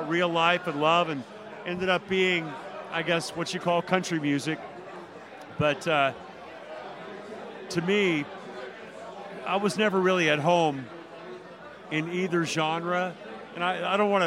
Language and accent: English; Nashville, Tennessee, United States; an artist from Nashville and being the first rock singer that broke out of Nashville